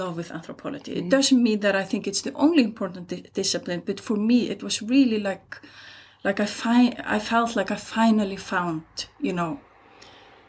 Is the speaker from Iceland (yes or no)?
yes; Hafnarfjörður, Capital Region, Iceland; I'm from Iceland. I'm born in 68 and grew up here in a town called Hafnarfjörður